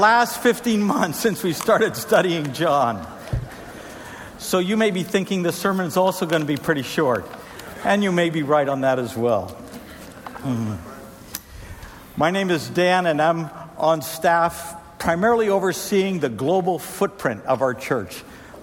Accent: Trinidad & Tobago; moved away; I grew up in Trinidad and Tobago, where we had a tradition of busting bamboo

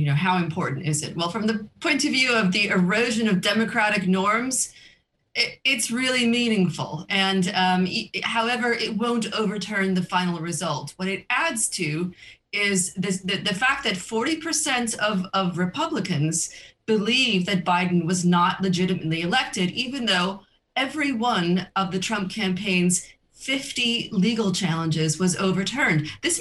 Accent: United States; moved away as an adult; now in Europe; I'm an American who's been living in Europe for 20 years

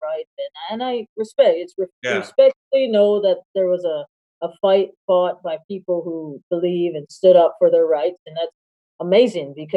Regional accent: Hawaii, United States; moved away; I was born and raised in Hawaii

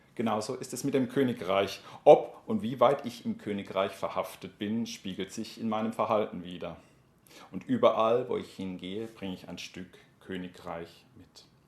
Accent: Germany; ich werde relativ schnell als Deutscher erkannt

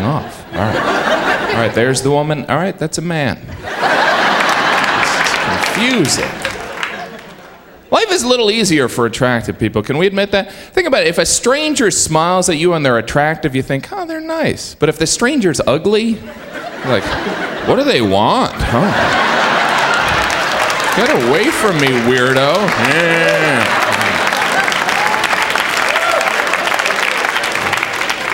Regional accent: Indiana, United States; moved away as an adult; now in New York, United States; I have lived here 10 years. I am originally from Indiana

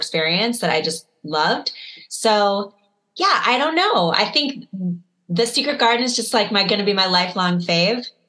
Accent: Chicago, Illinois, United States; I grew up in Chicago

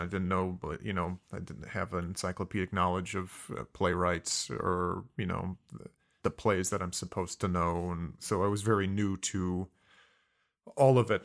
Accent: Mishawaka, Indiana, United States; moved away; also born or lived in Fontana, California / San Diego, California; was raised in a small town in Indiana called Mishawaka

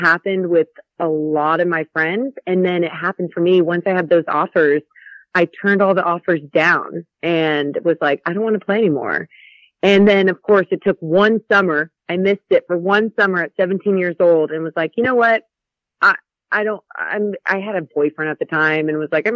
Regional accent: Roseville, California, United States; I grew up in the Burbs, the Roseville area, but, you know, it's close to Sacramento

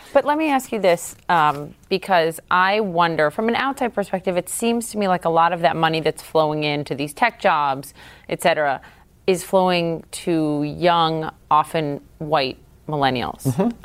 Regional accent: Minnesota, United States; where I'm from, Minnesota

